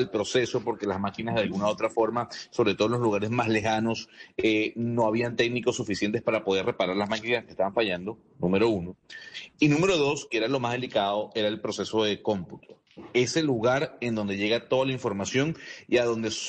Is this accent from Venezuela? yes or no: yes; Venezuela; y le pregunto como venezolano